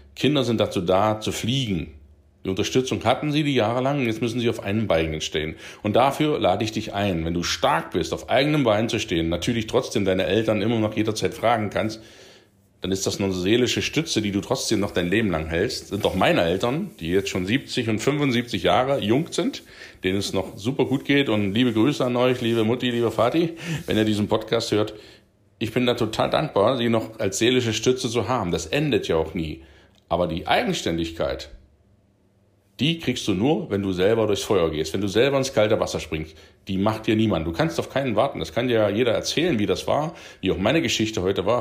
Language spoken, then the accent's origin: German; Coswig, Saxony-Anhalt, Germany; moved away as an adult; Ich komme ja aus Koswig, Landkreis Wittenberg